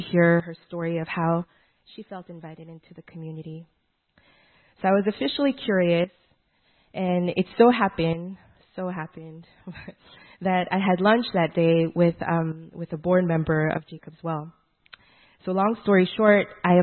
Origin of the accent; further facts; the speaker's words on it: Montreal, Quebec, Canada; moved away as an adult; also born or lived in South Korea / Seoul, South Korea; now in Vancouver, Canada; I was born in Korea. Our family moved to Montreal when I was 8 years old.